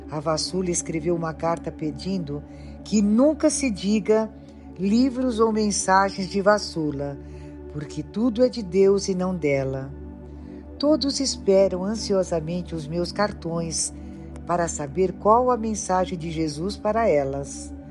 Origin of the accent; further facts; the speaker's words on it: Portugal; tenho 84 anos, sou portuguesa